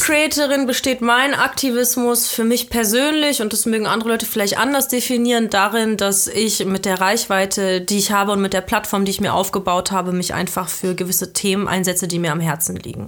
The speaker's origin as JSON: {"language": "German", "country": "Belgium", "tie": "born or raised there", "moved": "yes", "lives_now": "Germany", "said": "Ich bin, ich bin halb Deutsche, halb Südafrikanerin, aber ich bin in Belgien aufgewachsen"}